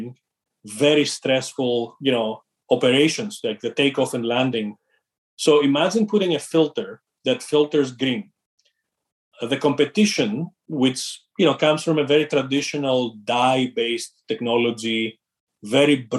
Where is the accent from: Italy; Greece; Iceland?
Greece; moved away as an adult; also born or lived in London; I'm originally from Greece. I grew up in a family that was very entrepreneurial